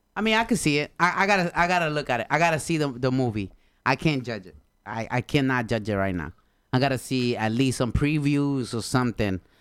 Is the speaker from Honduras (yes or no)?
yes; Honduras; English is a second language; moved away; I'm from Honduras, bro. I came here in two thousands